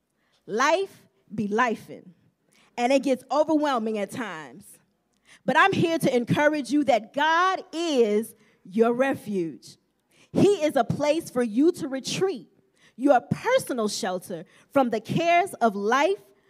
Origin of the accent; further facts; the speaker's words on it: Champaign, Illinois, United States; I was born in February in Champaign, Illinois